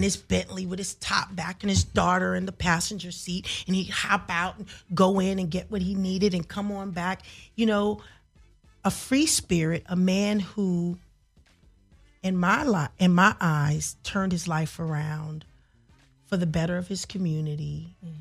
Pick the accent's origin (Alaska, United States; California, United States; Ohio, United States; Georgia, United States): California, United States; Los Angeles; I was from South Central Los Angeles